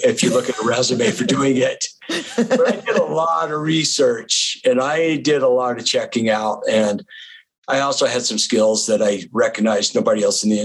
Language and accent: English; the West, United States; also born or lived in Florida; I grew up in the West